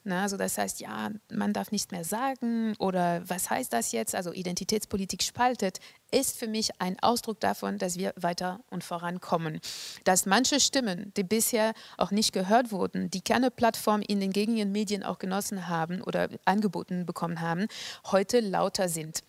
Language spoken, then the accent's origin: German; France; moved away as an adult; now in Germany; Hier in Deutschland hat sich mehr getan als in Frankreich zum Beispiel, wo ich herkomme